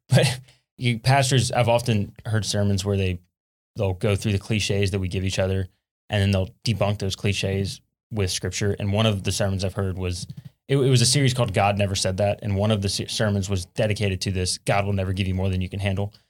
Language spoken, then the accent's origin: English; South Louisiana, United States; I'm from South Louisiana, and one thing we deal with a lot in South Louisiana is hurricanes